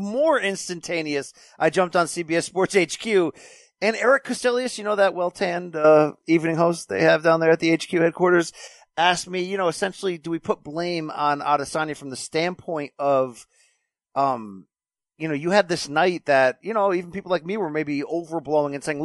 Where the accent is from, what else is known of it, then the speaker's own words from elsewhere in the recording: Connecticut, United States; I'm from Connecticut